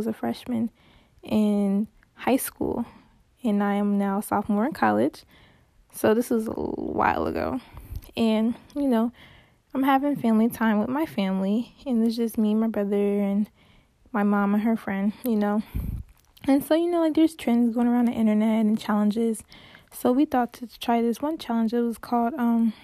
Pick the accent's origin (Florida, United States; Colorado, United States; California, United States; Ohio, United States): Ohio, United States; Cincinnati; I'm from Cincinnati